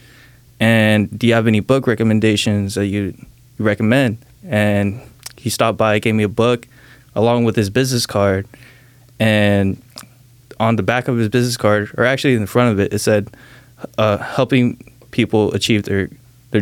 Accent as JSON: {"language": "English", "town": "Salem", "region": "Oregon", "country": "United States", "tie": "born or raised there", "also_born_or_lived": "Saipan", "said": "I was born in Saipan, which is a small island out in the Pacific Ocean. And I was living there till I was around 5 or 6. And I moved out here to Salem, Oregon, ever since then, man. And I've been living here from 6"}